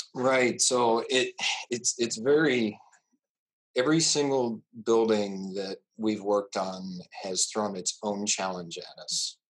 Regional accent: Exira, Iowa, United States; also born or lived in Hamlin, Iowa; now in Jefferson, United States; we moved to Exira, which was just to the south of there and that's where I was born and raised. Um, grew up on a farm just two miles outside of Exira

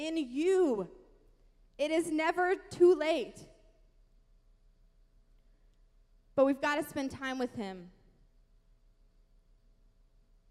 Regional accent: the Bible Belt, United States; I grew up in the Bible Belt

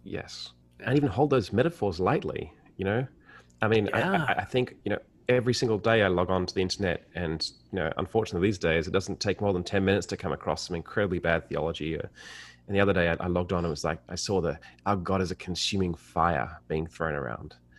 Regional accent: Sydney, New South Wales, Australia; as an Australian

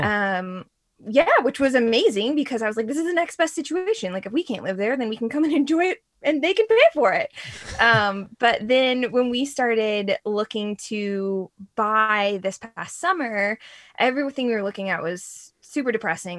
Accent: Reston, Virginia, United States; also born or lived in Sterling, Virginia; now in Herndon, United States; I grew up in Reston

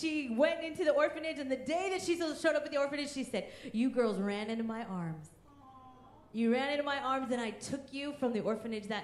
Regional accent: Kansas, United States; also born or lived in India; I grew up in Kansas in a loving Christian home.

